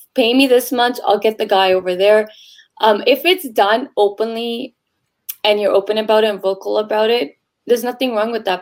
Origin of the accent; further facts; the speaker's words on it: Toronto, Ontario, Canada; I'm born and raised in Canada, Tor- Toronto specifically